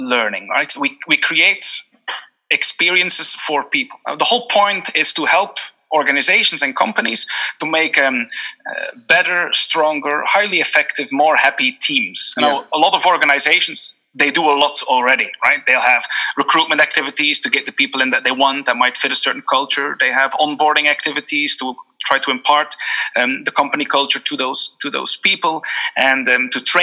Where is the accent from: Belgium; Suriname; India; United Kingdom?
Belgium; moved away as an adult; also born or lived in Geneva, Switzerland / Singapore; now in Dublin, Ireland; I'm from Belgium originally